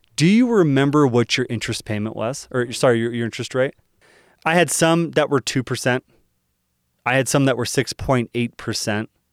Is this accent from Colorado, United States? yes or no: no; Dallas, Texas, United States; moved away; I'm originally from Dallas